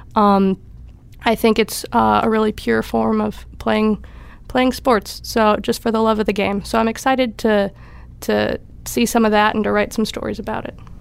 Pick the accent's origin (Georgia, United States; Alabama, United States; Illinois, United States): Illinois, United States; Elmwood Park; moved away; I'm from Elmwood Park, Illinois, which is just outside Chicago.